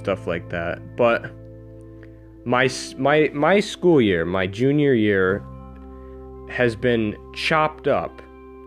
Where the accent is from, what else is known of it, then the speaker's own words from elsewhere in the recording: New York, United States; I'm from New York, and The education system here is very backwards